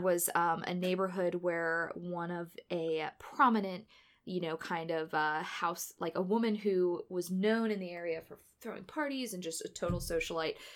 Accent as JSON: {"language": "English", "town": "St. Louis", "region": "Missouri", "country": "United States", "said": "I am from St. Louis"}